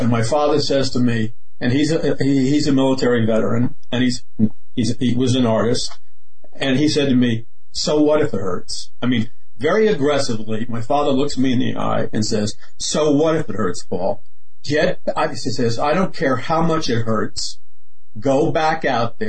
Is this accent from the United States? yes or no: yes; New York City, New York, United States; I was raised in Queens, Jackson Heights, Queens